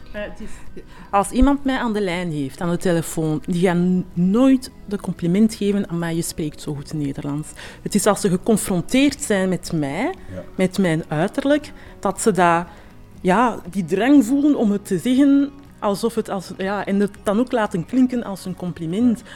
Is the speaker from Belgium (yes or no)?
yes; Antwerp, Flanders, Belgium; mijn roots van mijn ouders vooral zijn ergens anders, maar ik heb heel mijn leven hier gewoond en geleefd. Antwerpen is ook mijn thuis